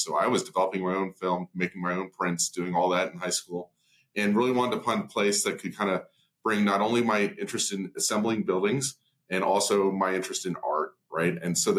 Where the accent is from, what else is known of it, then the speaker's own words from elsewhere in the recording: outside New York City, United States; I grew up outside New York City for a long time. My dad worked in Manhattan.